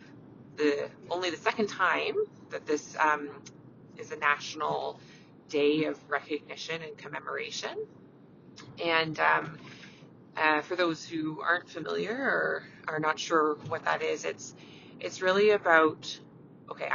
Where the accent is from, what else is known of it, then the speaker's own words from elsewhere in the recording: Canada; I'm a Canadian family physician